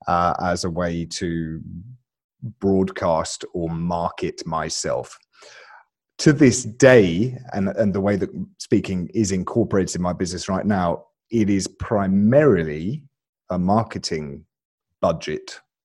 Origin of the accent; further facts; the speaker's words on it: Alabama, United States; born there; So, I was born in Alabama.